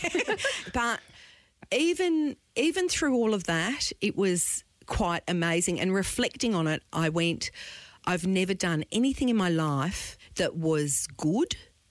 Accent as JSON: {"language": "English", "region": "Queensland", "country": "Australia", "also_born_or_lived": "Italy", "said": "I'm a Queenslander."}